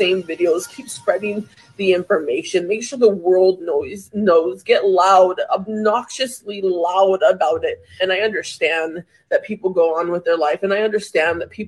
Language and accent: English; Maui, Hawaii, United States; moved away; I'm from Maui. That is my home